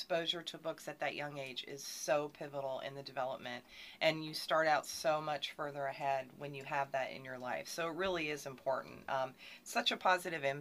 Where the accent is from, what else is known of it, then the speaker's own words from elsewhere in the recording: Millville, Pennsylvania, United States; moved away as an adult; now in Harford County, United States; I'm actually from Pennsylvania